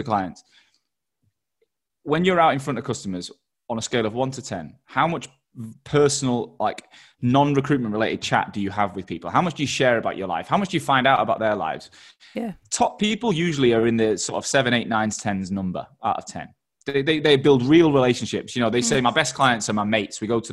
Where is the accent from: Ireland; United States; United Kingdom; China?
United Kingdom; Manchester, North West England; also born or lived in Australia; now in London, United Kingdom; I'd lived in Australia and I'm from Manchester and I live in London